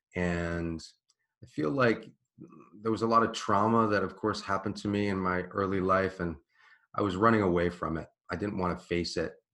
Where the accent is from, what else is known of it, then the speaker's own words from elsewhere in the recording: Washington, District of Columbia, United States; I grew up in Washington, D.C., in Georgetown